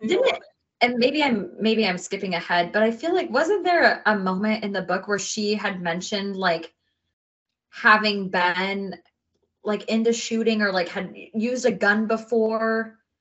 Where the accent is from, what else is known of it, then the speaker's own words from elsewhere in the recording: United States; I'm American.